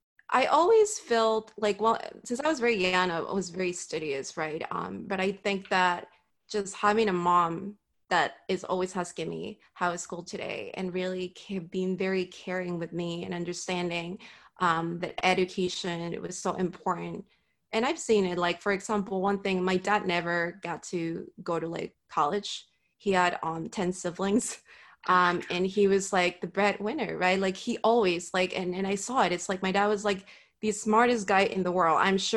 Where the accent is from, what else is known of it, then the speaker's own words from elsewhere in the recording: Miami, Florida, United States; I think growing up in Miami, like it's a melting pot of like Hispanic culture.